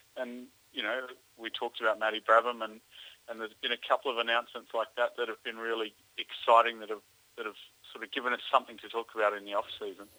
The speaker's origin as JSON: {"language": "English", "country": "Australia", "moved": "yes", "lives_now": "North America", "said": "as an Australian"}